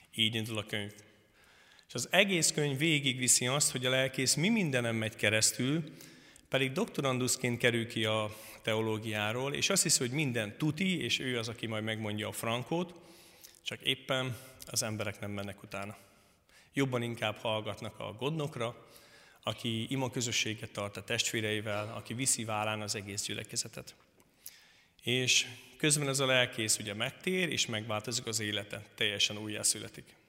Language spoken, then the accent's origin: Hungarian; Szentkirály, Hungary; Királyról jöttem. A Szentkirályi közösségben konfirmáltam, születtem